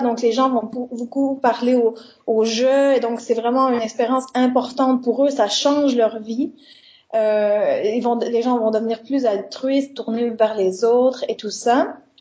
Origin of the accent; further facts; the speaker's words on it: Quebec, Canada; moved away as an adult; now in Liège, Belgium; je suis canadienne, hein, donc je suis québécoise, et je suis venue à Liège il y a trois ans